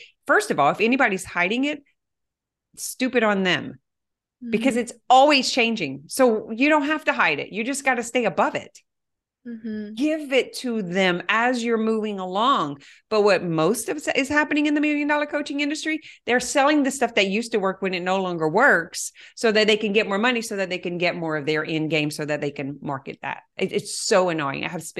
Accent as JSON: {"language": "English", "area": "Cajun", "region": "Louisiana", "country": "United States", "said": "I am so Cajun."}